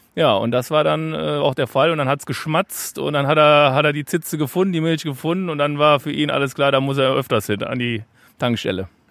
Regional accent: Cologne, North Rhine-Westphalia, Germany; now in Munich, Germany; weil ich Kölner bin

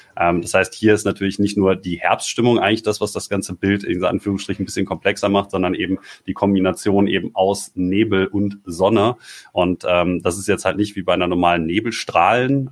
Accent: Ruhr area, North Rhine-Westphalia, Germany; ich komme ja aus dem Ruhrgebiet

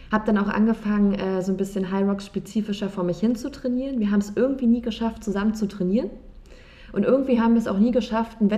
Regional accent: Berlin, Germany; ich bin 29 Jahre alt und ich bin in Berlin geboren, ich bin hier aufgewachsen ähm, und lebe auch immer noch hier

